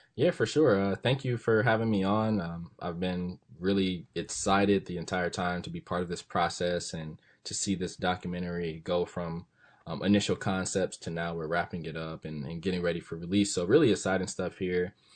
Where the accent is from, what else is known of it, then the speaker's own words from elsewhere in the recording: Los Angeles, California, United States; moved away as an adult; where are you from?" And I say, "Los Angeles.